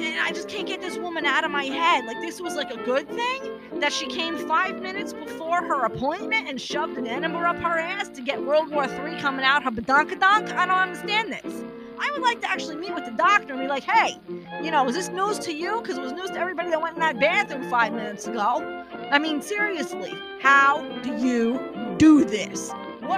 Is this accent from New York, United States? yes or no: yes; New York City, New York, United States; accent: New York; moved away; I'm originally from Brooklyn